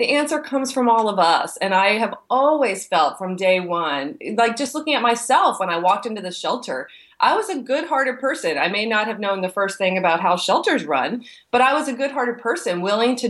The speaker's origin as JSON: {"language": "English", "region": "East Coast", "country": "United States", "also_born_or_lived": "Texas", "moved": "as an adult", "said": "I'm from the East Coast"}